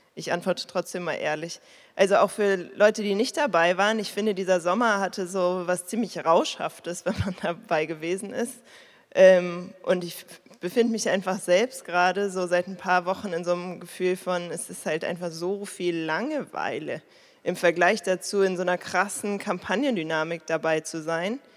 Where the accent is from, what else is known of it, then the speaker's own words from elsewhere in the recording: Berlin, Germany; ich komme ja aus Berlin, ich wohne hier ewig, meine Eltern wohnen hier